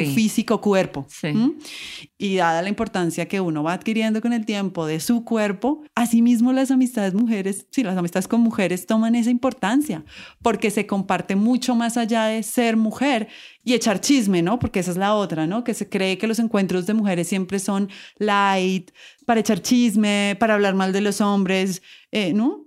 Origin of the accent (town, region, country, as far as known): Colombia; accent: Colombian